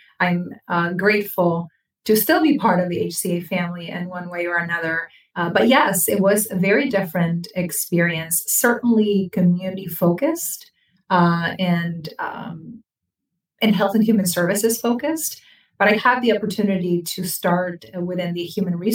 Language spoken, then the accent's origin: English; Buenos Aires, Argentina; moved away as an adult; also born or lived in Boca Raton, Florida / Los Angeles / Orlando; now in Florida, United States; I was born in Buenos Aires, Argentina, and I came to the country because of my dad's work. I turned 19 years old on the plane ride